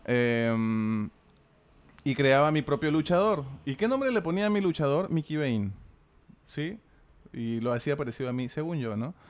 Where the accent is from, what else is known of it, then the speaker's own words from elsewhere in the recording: Lima, Peru; accent: Peruvian, Limeño; nuestro acento peruano que sí tenemos y limeño.